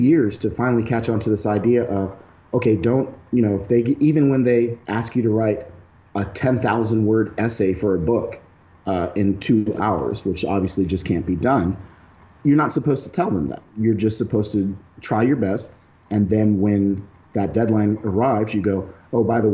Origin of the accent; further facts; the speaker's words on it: United States; moved away as an adult; also born or lived in South Korea; I'm a black man from America